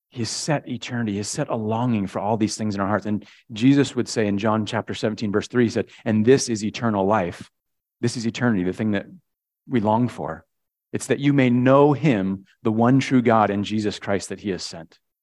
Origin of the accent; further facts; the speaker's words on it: Connecticut, United States; when I was a kid, we grew up in Connecticut